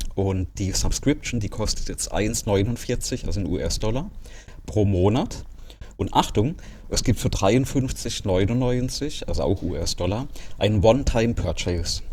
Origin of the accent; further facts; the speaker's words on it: Germany; bei uns in Deutschland